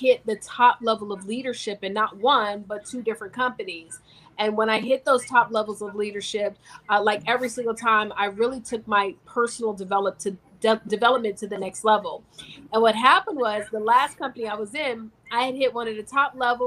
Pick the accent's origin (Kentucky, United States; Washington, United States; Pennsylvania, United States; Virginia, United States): Virginia, United States; I'm originally from Virginia